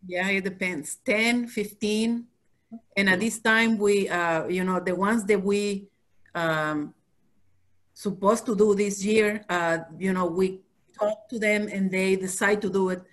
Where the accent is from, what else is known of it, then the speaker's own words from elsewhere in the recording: Mexico; moved away; we come from Mexico